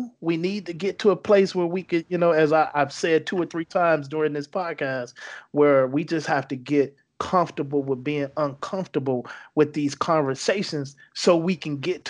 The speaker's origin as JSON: {"language": "English", "region": "North Carolina", "country": "United States", "said": "Yeah, Richard Petty, man. Yes, right. That's why I'm from North Carolina."}